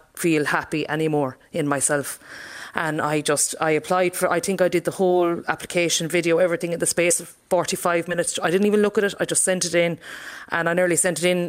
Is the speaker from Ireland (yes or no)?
yes; Castleconnell, Munster, Ireland; moved away as an adult; now in Ballina, Ireland; it was a very quiet village to grow up